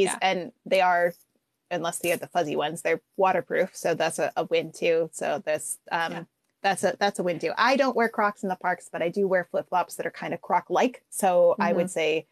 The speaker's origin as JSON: {"language": "English", "region": "Pacific Northwest", "country": "United States", "said": "I'm from the Pacific Northwest"}